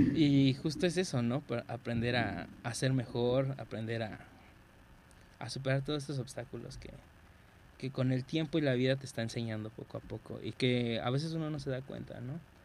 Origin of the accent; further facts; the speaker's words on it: Mexico; como mexicano